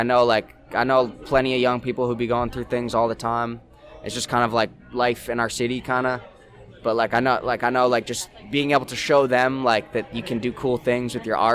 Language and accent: English; Saskatoon, Saskatchewan, Canada; I'm from Saskatoon, and I do most of my business out of Saskatoon